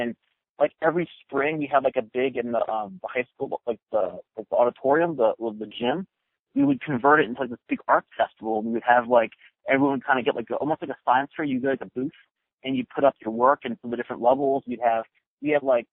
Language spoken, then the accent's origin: English; Maryland, United States; the state where I grew up in Maryland